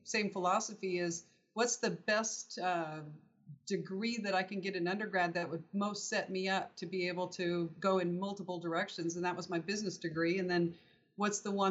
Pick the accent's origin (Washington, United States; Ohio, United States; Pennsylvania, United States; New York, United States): Washington, United States; Normandy Park; moved away as an adult; also born or lived in Fairbanks, Alaska / Virginia Beach, Virginia / Seattle, Washington; I was raised in a little town outside of Seattle in Normandy Park, Washington, most of my life.